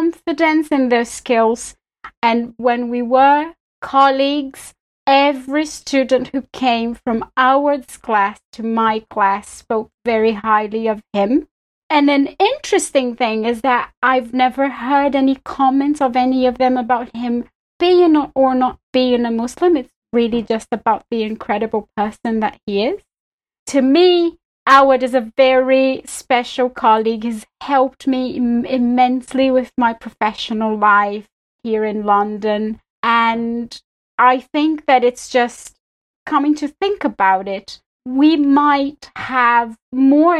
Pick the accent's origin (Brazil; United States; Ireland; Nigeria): Brazil; Belo Horizonte, Minas Gerais; English is a second language; moved away as an adult; now in United Kingdom; I'm originally from Brazil. It's where I grew, where I was born and I grew up